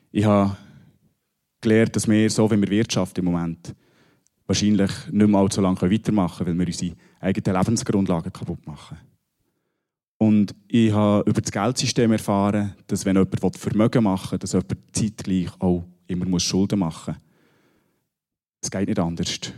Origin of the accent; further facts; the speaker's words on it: Bern, Switzerland; Ich komme aus dem Berner Oberland.